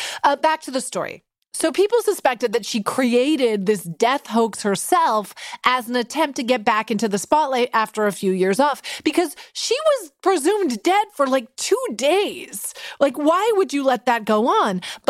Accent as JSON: {"language": "English", "town": "Vancouver", "region": "British Columbia", "country": "Canada", "tie": "born or raised there", "said": "When I was 9 years old growing up in Vancouver, I got the keys to a new Skip-It."}